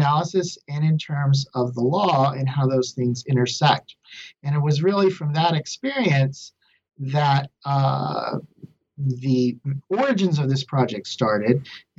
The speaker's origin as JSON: {"language": "English", "town": "Lubbock", "region": "Texas", "country": "United States", "said": "Sure. I'm from Lubbock, Texas originally, and I received my bachelor's and master's in English from Texas Tech."}